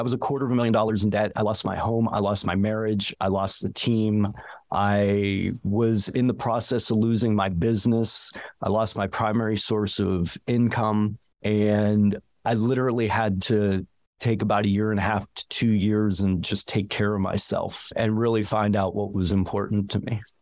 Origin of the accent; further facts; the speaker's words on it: Ligonier, Pennsylvania, United States; moved away as an adult; also born or lived in Braddock, Pennsylvania / Florida / Vermont; now in Jackson Hole, United States; my folks moved us up to a rural environment about outs, about an hour outside of the city in the town called Ligonier